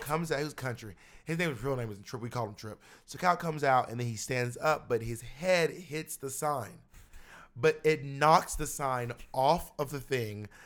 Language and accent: English; Atlanta, Georgia, United States; also born or lived in Columbus; now in New York City, United States; I was born in Columbus, but I was raised in Atlanta